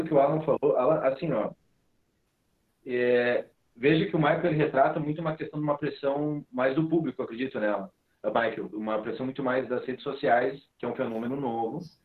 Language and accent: Portuguese; Rio Grande do Sul, Brazil; nós aqui somos gaúchos